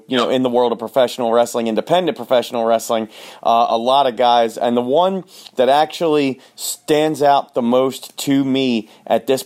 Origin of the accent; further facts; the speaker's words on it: Baltimore, Maryland, United States; down in Baltimore, Maryland